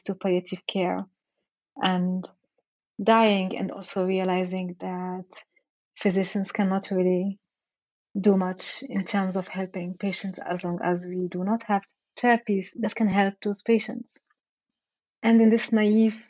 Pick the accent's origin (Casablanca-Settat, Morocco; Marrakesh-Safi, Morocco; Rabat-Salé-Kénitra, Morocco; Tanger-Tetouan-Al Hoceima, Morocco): Rabat-Salé-Kénitra, Morocco; Rabat; moved away; I grew up in Morocco